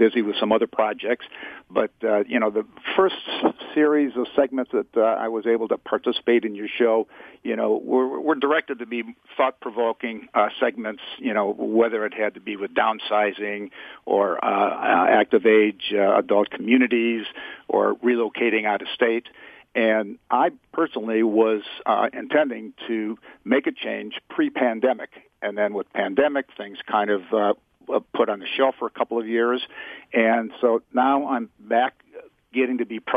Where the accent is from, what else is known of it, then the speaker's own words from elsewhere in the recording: Midwest, United States; also born or lived in Las Vegas, Nevada; now in Bay Area, United States; I'm from the Midwest originally